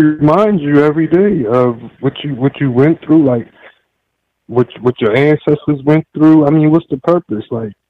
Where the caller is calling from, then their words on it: South Carolina, United States; I'm calling from South Carolina.